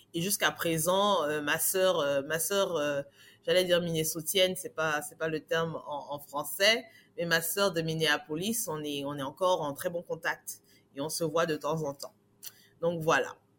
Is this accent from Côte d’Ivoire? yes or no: yes; Abidjan, Côte d’Ivoire; moved away as an adult; now in Abidjan, Côte d'Ivoire; Je suis née à Abidjan et j'ai grandi à Abidjan, Côte d'Ivoire